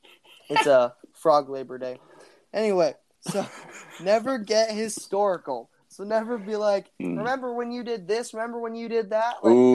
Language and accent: English; India; English is a second language; Sorry, English is tough. I'm just learning it. I'm actually Indian.